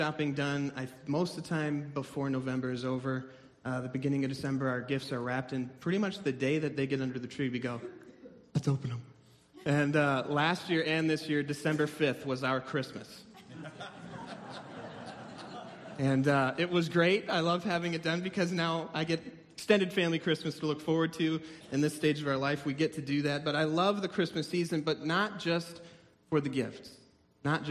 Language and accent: English; Minnesota, United States; as a Minnesotan